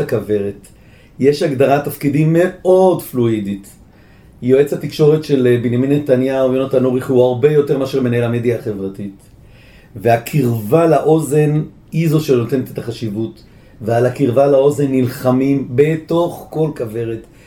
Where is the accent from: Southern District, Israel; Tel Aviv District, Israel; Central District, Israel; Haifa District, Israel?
Tel Aviv District, Israel; Bat Yam; now in Jerusalem, Israel; גדלתי בבת ים